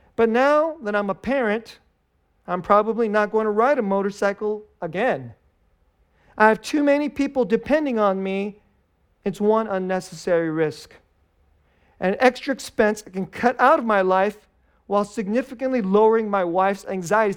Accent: United States; we're Americans.

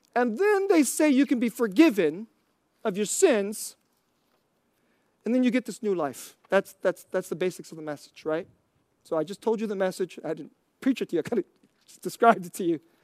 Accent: United States; I'm Korean American

